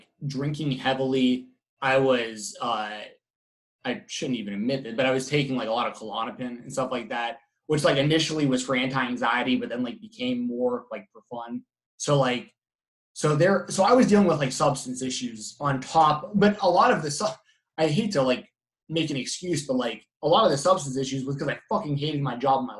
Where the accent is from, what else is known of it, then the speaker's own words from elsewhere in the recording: East Cobb, Georgia, United States; moved away; growing up in East Cobb